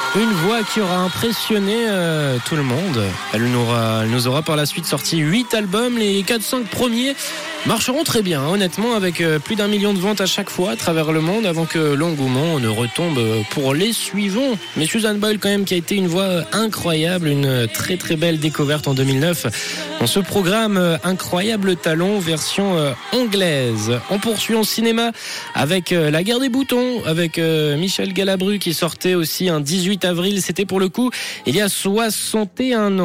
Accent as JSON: {"language": "French", "region": "Valais", "country": "Switzerland", "said": "Je suis valaisan"}